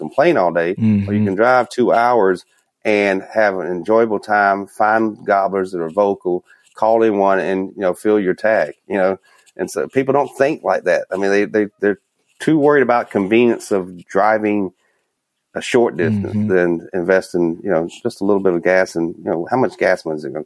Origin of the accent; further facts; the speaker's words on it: Minnesota, United States; Here I am from Minnesota